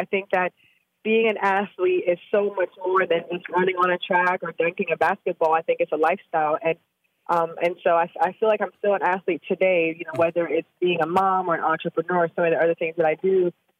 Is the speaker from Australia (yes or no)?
no; Jamaica; I'm from Jamaica, you mentioned at the top of the show.